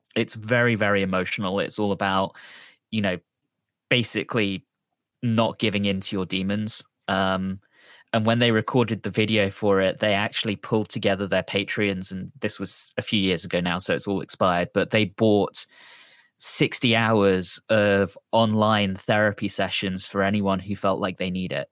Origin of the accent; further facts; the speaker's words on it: London, United Kingdom; I'm from London